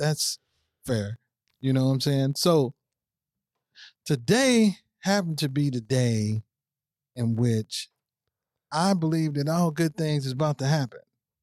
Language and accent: English; St. Louis, Missouri, United States; I'm from St. Louis, Missouri.